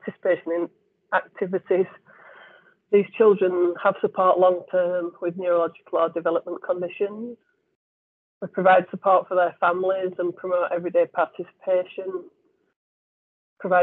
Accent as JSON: {"language": "English", "town": "Leeds", "region": "Yorkshire and the Humber", "country": "United Kingdom", "lives_now": "Bradford, United Kingdom", "said": "I'm from Leeds, but I live in Bradford, but I'm a Leeds lass"}